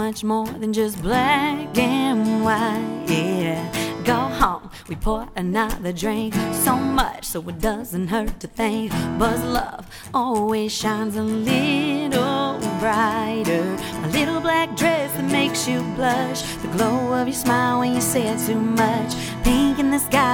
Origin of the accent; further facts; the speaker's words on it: Columbus, Ohio, United States; moved away as an adult; now in North Shore, Massachusetts, United States; I grew up in Columbus, Ohio, moved out here about 12 years ago now